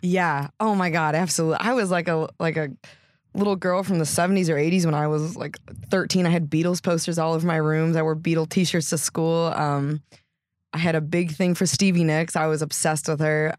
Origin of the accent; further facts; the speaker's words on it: Geneva, Illinois, United States; also born or lived in Washington Island, Wisconsin / Sturgeon Bay, Wisconsin; I grew up in, like, Geneva, from a baby until I was, like, about eighteen